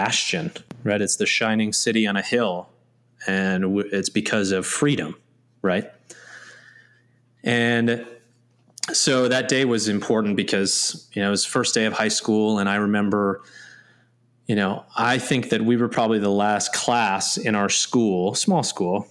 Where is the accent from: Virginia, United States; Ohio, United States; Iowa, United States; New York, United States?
New York, United States; Red Creek; growing up in Red Creek, New York